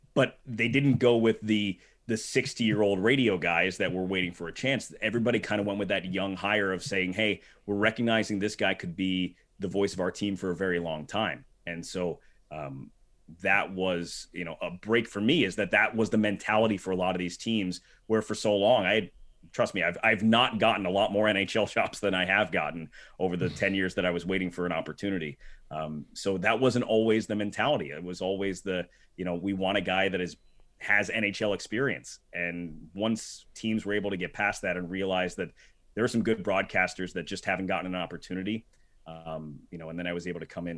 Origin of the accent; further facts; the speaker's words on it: New Jersey, United States; I grew up in New Jersey, um, right outside New York City